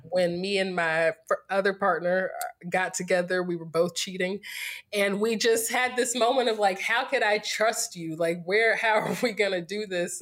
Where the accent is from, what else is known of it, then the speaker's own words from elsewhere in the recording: Greensboro, North Carolina, United States; moved away as an adult; also born or lived in Winston-Salem / Durham; now in California, United States; I'm from North Carolina, born and raised in Greensboro, went to school in Winston-Salem, spent the last ten years in Durham